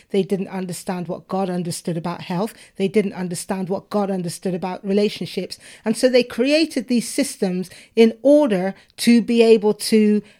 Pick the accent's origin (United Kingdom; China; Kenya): United Kingdom; I'm a Brit, but I am not, I'm British. But effectively, I have two cultures my parents are from Jamaica